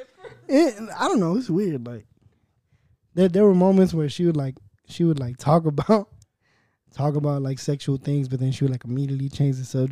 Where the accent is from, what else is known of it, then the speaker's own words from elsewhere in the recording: Southridge, California, United States; I grew up in Southridge